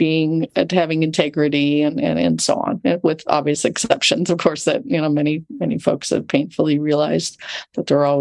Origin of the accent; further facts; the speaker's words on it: Loma Linda, California, United States; I grew up right near Loma Linda, California